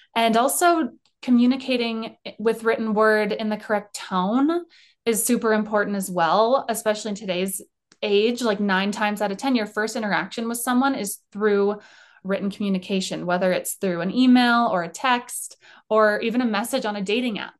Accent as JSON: {"language": "English", "region": "Colorado", "country": "United States", "tie": "born or raised there", "said": "I grew up in Colorado."}